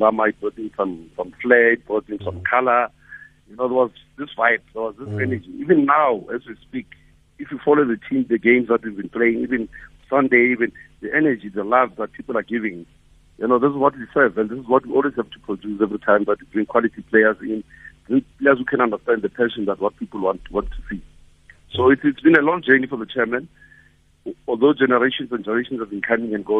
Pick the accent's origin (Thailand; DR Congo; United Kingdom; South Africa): South Africa; Soweto, Gauteng; in Soweto, when we grew up in Midlands, I grew up in Midlands and Pefeni